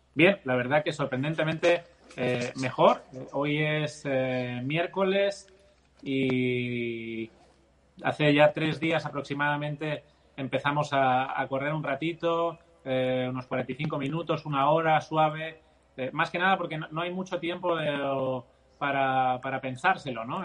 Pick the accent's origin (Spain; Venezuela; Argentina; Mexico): Spain; Barcelona, Catalonia; mis padres son andaluces, pero es que yo nací en la otra punta de España, yo nací en Barcelona, en Cataluña